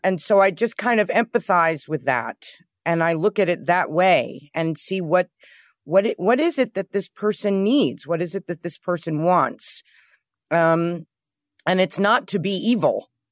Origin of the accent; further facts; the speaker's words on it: New York City, New York, United States; I grew up with my mother in New York